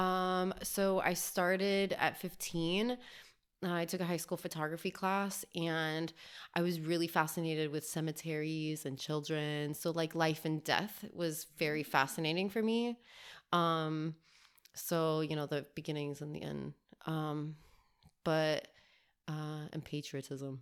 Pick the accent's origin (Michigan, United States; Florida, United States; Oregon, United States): Florida, United States; Miami; also born or lived in Albuquerque, New Mexico; I was raised in Miami, Florida